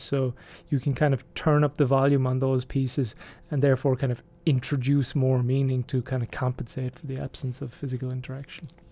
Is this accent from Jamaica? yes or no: no; Ireland; I'm from Ireland